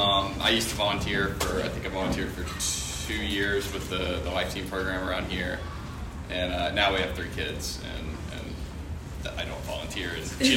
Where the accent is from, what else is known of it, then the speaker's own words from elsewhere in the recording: Macon, Georgia, United States; We're both from Macon.